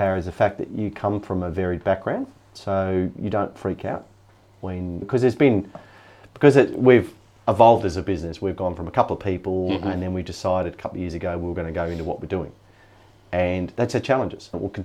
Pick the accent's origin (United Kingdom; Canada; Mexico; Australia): Australia; Alice Springs, Northern Territory; When I was 12, growing up in Alice Springs, we didn't have television.